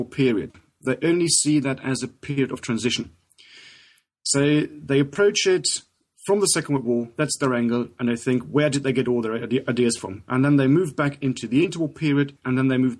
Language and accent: English; Germany; moved away as an adult; now in England, United Kingdom; I was born in 1976 in Germany. After school, I did my military service, as we all had to do in Germany